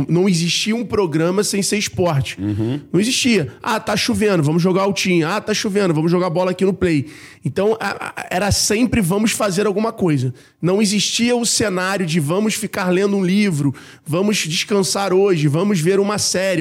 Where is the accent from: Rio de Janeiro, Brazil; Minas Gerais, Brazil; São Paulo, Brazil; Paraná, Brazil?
Rio de Janeiro, Brazil; eu sou carioca da Gema, nascido e criado na Tijuca, no Rio de Janeiro